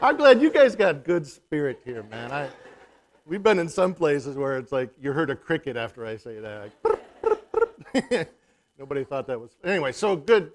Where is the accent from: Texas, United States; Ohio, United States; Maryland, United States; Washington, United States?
Washington, United States; Yakama Nation; we're from the Yakima Nation